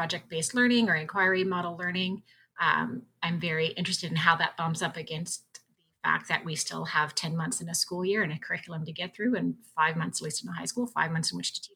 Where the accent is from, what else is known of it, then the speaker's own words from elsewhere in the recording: Virginia, United States; moved away as an adult; now in Ontario, Canada; I grew up in Virginia and did my training in Virginia.